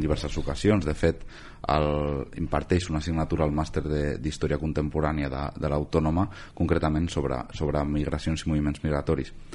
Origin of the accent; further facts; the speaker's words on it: Cerdanyola del Vallès, Catalonia, Spain; els que som de Cerdanyola